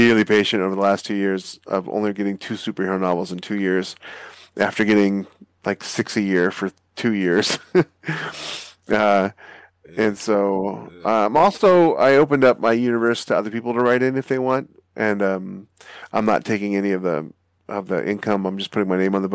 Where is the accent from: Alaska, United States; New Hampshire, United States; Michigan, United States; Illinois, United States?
Alaska, United States; I'm a North American kid. You know, I grew up in Alaska